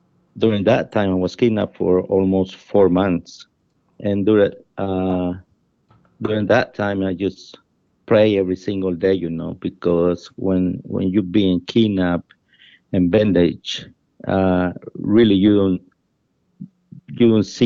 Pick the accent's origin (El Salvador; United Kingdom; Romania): El Salvador; English is a second language; moved away as an adult; also born or lived in San Salvador; I'm from El Salvador, a small country in Central America. Mm-hmm. I grew up without mom and dad